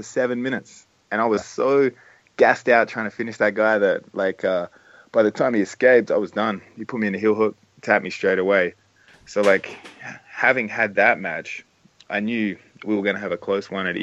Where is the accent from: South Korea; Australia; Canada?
Australia; Adelaide, South Australia; my hometown of Adelaide